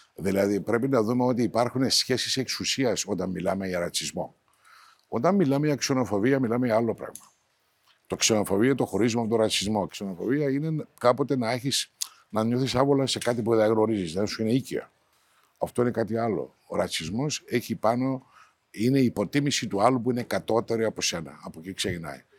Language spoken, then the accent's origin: Greek; Cyprus; Λειτουργώ ταυτόχρονα ως Τουρκοκύπριος